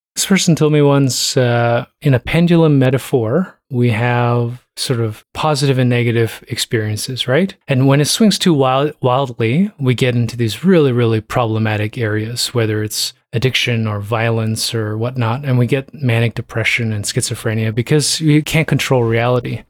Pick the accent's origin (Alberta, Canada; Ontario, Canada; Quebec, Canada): Ontario, Canada; Toronto; I'm from Toronto.